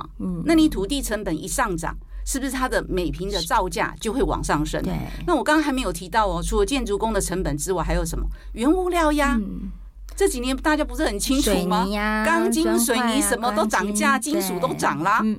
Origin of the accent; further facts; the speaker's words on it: Taiwan; 那你想想看，为什么我们还维持在一万七？因为我们台湾人很有信心啊。